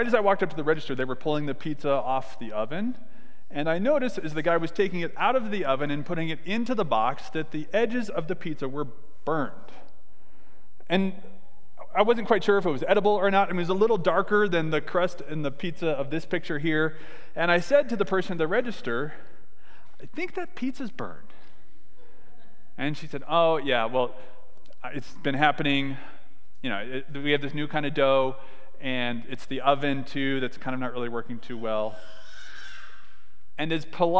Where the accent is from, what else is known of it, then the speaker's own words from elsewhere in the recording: California, United States; I was born in California